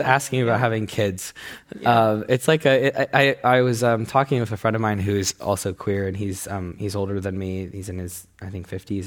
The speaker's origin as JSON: {"language": "English", "country": "United States", "tie": "born or raised there", "said": "I was born in the States."}